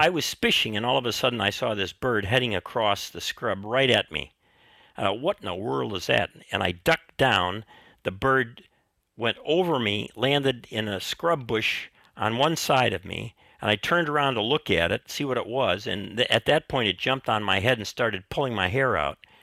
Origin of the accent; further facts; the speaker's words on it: Chicago, Illinois, United States; I grew up in Chicago